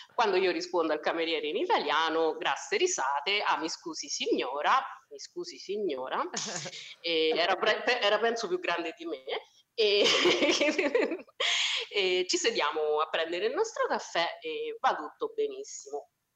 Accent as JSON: {"language": "Italian", "town": "Spello", "region": "Umbria", "country": "Italy", "also_born_or_lived": "Foligno", "accent": "Foligno", "moved": "as an adult", "lives_now": "Caserta, Italy", "said": "sono di Spello, che è la città che sta più vicina ad Assisi"}